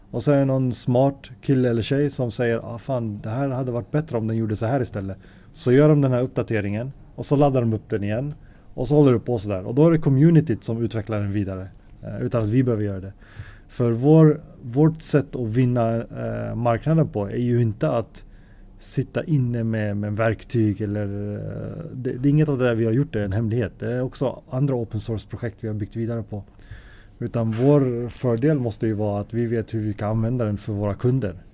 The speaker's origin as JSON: {"language": "Swedish", "town": "Alby", "region": "Stockholm County", "country": "Sweden", "tie": "born or raised there", "also_born_or_lived": "Gothenburg", "said": "Ja, så jag är född i Göteborg. Sen när jag var tre eller fyra så flyttade vi till Stockholm. Eh, bodde i en förort i Alby Uh, eh, och där bodde jag ända fram till uh, gymnasiets slut."}